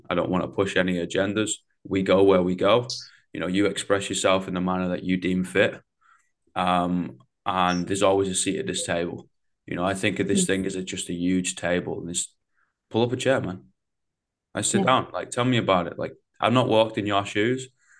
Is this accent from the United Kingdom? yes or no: yes; England, United Kingdom; You know, I got a bit of a disassociation when I'm obviously from England, right?